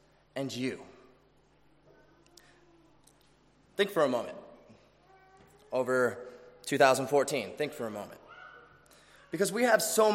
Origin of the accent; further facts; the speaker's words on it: Chicago, Illinois, United States; now in Australia; which also happens to be my city, Chicago.